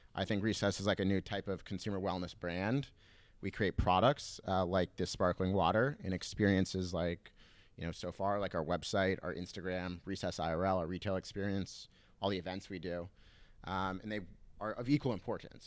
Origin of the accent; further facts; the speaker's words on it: Southern California, United States; I grew up in Southern California, uh, in a little beach town